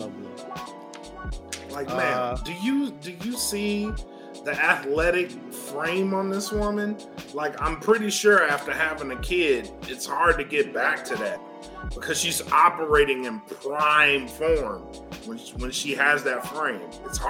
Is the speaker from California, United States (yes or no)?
yes; Compton, California, United States; I grew up in Compton. I had to fight motherfuckers.